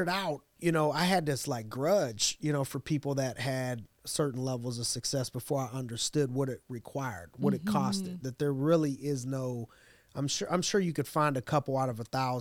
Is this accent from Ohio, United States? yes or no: yes; Youngstown, Ohio, United States; I grew up in Youngstown, Ohio